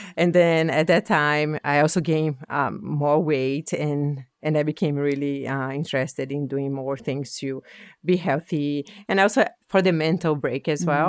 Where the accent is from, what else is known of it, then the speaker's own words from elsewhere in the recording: Brazil; English is a second language; moved away as an adult; now in Halifax, Canada; I'm originally from Brazil